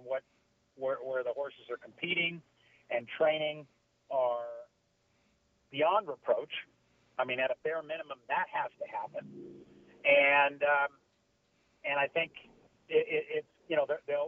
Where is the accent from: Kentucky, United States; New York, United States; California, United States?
California, United States; Long Beach; I grew up growing up in Long Beach, Los Alamitos